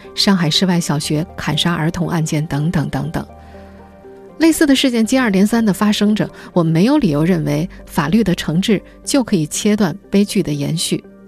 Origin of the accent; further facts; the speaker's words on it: China; 我们中国人